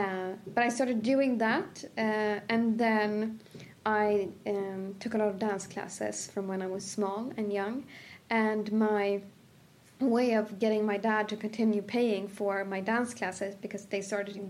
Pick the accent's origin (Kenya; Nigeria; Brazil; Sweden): Sweden; a village outside of Sandviken, Gävleborg County; also born or lived in Cairo, Egypt; I was born and raised in a village outside of Sandviken, which is 2 hours